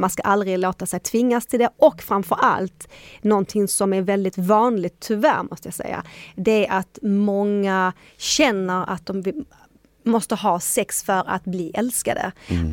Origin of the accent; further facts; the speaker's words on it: Sweden; I Sverige är vi inte så sociala